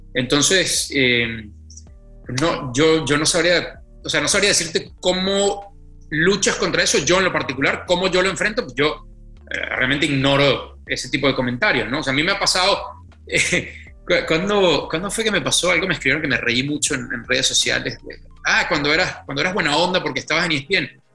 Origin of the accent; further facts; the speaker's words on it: Venezuela; first language Spanish; moved away as an adult; now in Mexico; cuando yo me fui de Venezuela